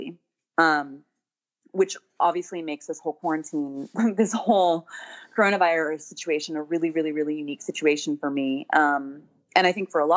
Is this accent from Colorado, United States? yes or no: no; Sacramento, California, United States; also born or lived in Eureka, California / Davis, California / Berkeley, California / Boston; I was born and raised in Northern California. Born in Eureka, which is like tiny. It's like way, way north